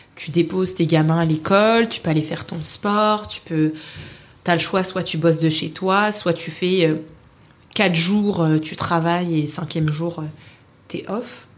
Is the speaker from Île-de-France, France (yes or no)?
yes; Paris, Île-de-France, France; moved away as an adult; also born or lived in Sweden; j'y ai vécu jusqu'à mes 28 ans maintenant. Mhm. Euh, je pense que j'aimerais toujours Paris. Mhm. Je suis née à Paris